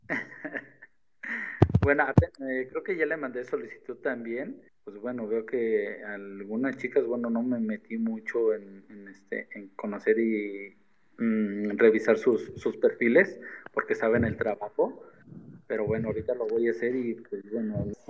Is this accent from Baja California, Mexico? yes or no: no; State of Mexico, Mexico; also born or lived in Cancún; soy del Estado de México